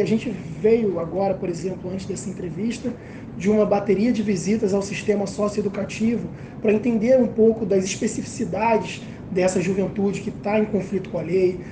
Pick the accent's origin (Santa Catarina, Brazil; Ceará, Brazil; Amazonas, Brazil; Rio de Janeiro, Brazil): Rio de Janeiro, Brazil; ter nascido e crescido na Cidade de Deus